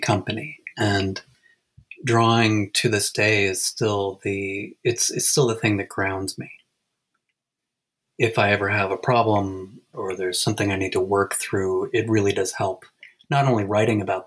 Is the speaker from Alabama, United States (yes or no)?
no; Ithaca, New York, United States; also born or lived in Alfred, New York; I'm talking to you right now from my hometown in Ithaca, New York.